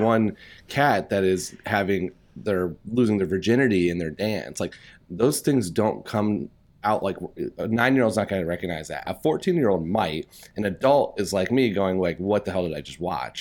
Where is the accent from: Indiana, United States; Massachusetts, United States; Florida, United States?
Indiana, United States; moved away as an adult; now in New York, United States; I'm born and raised in Indiana, lived in Indiana until two thousand sixteen.